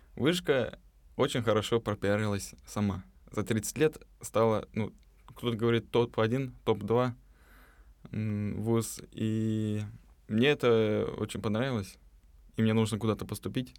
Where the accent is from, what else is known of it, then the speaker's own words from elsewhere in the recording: Novosibirsk, Novosibirsk Oblast, Russia; moved away as an adult; now in Moscow, Russia; из Новосибирска переехал в, в этом году.